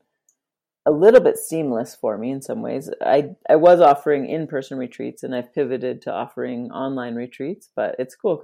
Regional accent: Drumheller, Alberta, Canada; also born or lived in Kenya / Australia / Vancouver, British Columbia; I'm from here in Canada. A small town called Drumheller is where I was born. And mostly have lived in Alberta for most of my life, except for I did grow up for a few years in Kenya.

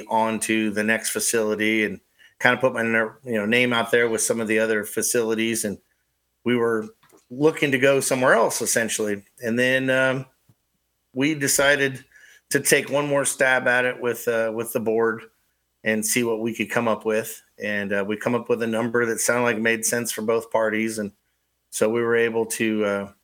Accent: California, United States; also born or lived in Fremont, California; now in Onawa, Iowa, United States; I'm originally from California.

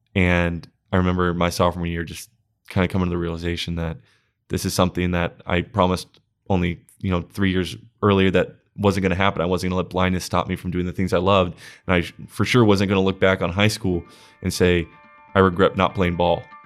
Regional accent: Huntington Beach, California, United States; I was born in Huntington Beach and I have lived there ever since

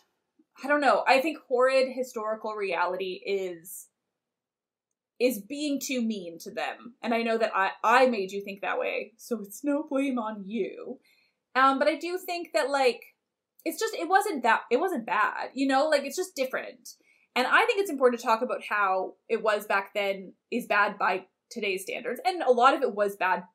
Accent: Canada; As a Canadian

